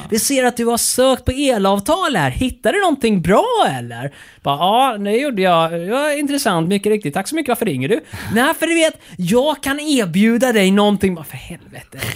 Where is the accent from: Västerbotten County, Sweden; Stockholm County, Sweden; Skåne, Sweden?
Skåne, Sweden; jag är skåning